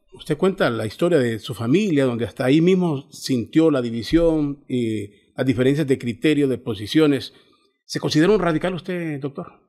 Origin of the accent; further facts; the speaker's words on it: Honduras; todos somos hondureños